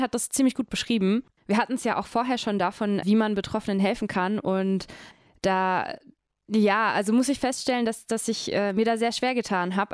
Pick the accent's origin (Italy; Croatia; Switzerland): Croatia; German is a second language; now in Germany; ich bin ja Kroatin